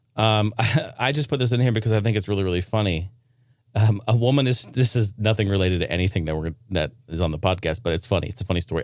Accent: Oregon, United States; Not necessarily my stomping grounds, but my, my home state

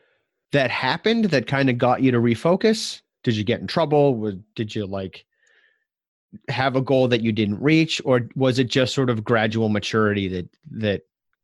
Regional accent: United States; So I'm from the States, and there might be a little bit of translation issue that happens. Like, you guys say university a lot. We typically say college.

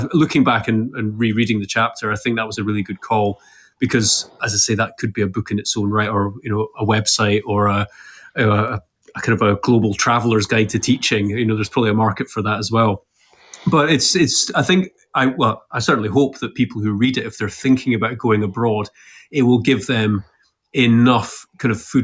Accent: Edinburgh, Scotland, United Kingdom; moved away as an adult; also born or lived in Dubai; I'm from Edinburgh and I was very happily settled

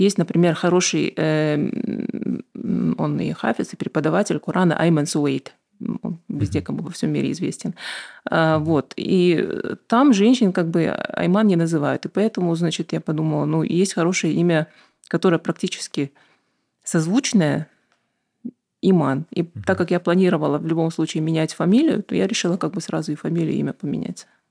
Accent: Aktobe, Aktobe Region, Kazakhstan; also born or lived in United States; я родилась в Актубе, училась в обычной школе, а потом э, поехала в Штаты

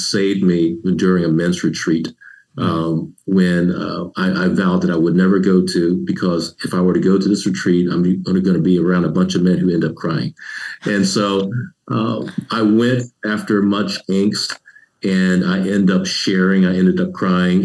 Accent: Savannah, Georgia, United States; moved away as an adult; also born or lived in Columbia, South Carolina; growing up in Savannah, Georgia

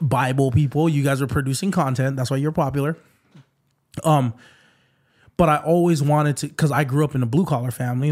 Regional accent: Waipahu, Hawaii, United States; it's in the middle of White Paul. That's my hometown.

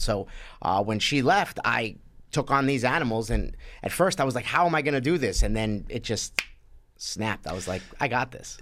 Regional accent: New York City, New York, United States; I grew up in Sheepshead Bay, Brooklyn

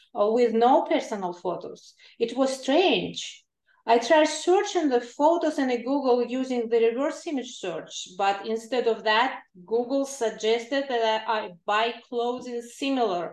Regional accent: Kalmykia, Russia; now in California, United States; I was born and raised in Kalmykia, a region in the south of Russia.

